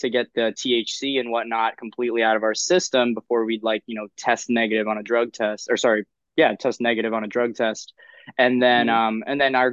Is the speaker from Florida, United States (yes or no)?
yes; Miami Beach, Florida, United States; now in Philadelphia, United States; I'm actually originally from Miami Beach, Florida, and I moved from sunny Florida up to where it's always sunny in Philadelphia